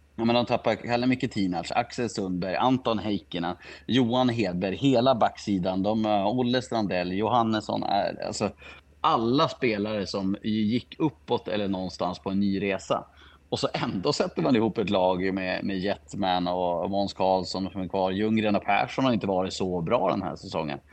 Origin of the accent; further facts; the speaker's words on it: Skellefteå, Västerbotten County, Sweden; now in Umeå, Sweden; jag är född i Skellefteå och har bott i Umeå i tio år